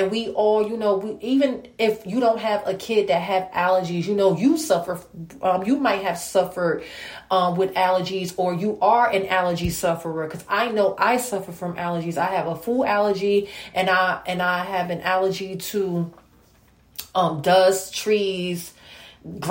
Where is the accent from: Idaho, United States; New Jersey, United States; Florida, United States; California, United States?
New Jersey, United States; I'm from New Jersey